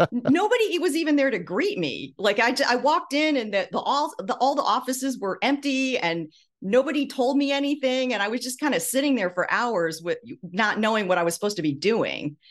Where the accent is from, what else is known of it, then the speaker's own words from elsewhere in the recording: Midwest, United States; moved away; I'm from, uh, the Midwest. My parents were Taiwanese immigrants, and, um, you know, they settled in the Midwest